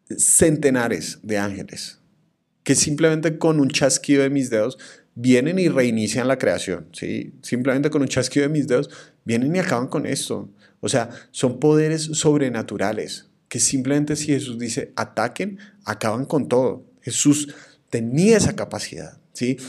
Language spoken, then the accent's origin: Spanish; Colombia; mi país